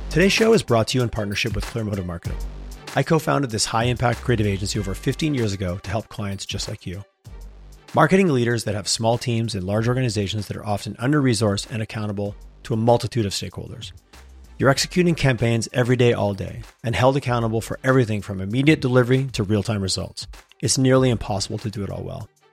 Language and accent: English; Quebec, Canada; now in Alberta, Canada; I'm from Quebec and I spent time there